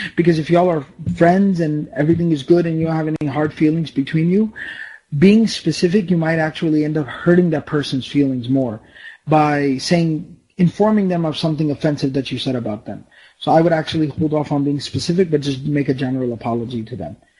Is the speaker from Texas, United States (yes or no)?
yes; Dallas, Texas, United States; I was born here in Dallas, Texas. My parents are from Pakistan